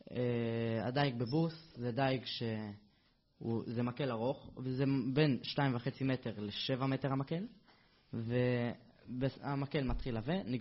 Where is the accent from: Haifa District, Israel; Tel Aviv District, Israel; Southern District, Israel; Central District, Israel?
Central District, Israel; Netanya; born there; now in Avnei Hefetz, Israel; אני גר באבני חפץ, נולדתי בבית חולים לניאדו בנתניה. אה, עד עכשיו אני גר באבני חפץ.